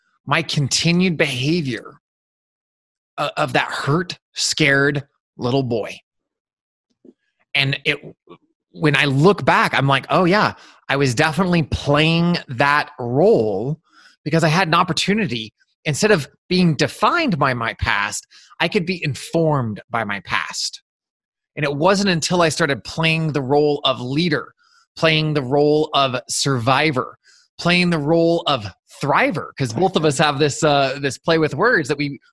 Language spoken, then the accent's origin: English; Eastern Montana, United States; growing up in Eastern Montana